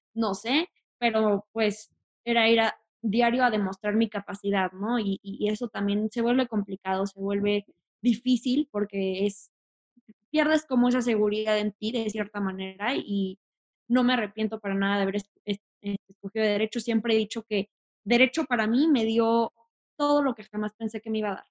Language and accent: Spanish; Mexico City, Mexico; also born or lived in Tijuana; soy de Tijuana, pero me vine aquí a Ciudad de México, entonces se puede decir que soy más de acá desde como los tres años